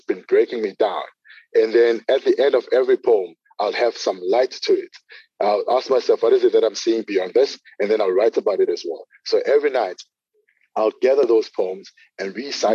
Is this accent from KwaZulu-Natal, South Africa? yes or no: yes; Durban, KwaZulu-Natal, South Africa; I'm from Durban, KZN in South Africa, from a small township called Lamontville.